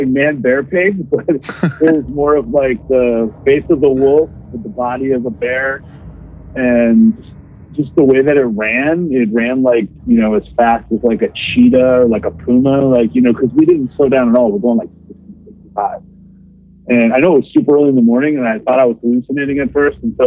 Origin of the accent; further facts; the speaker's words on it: Theresa, Wisconsin, United States; That's my hometown in Wisconsin, really small hometown